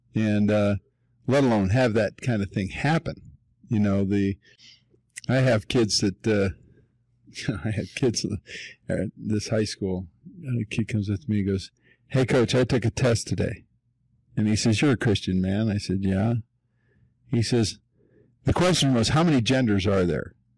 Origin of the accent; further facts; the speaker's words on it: Denver, Colorado, United States; been here my whole life, born and raised, born and raised in Park Hill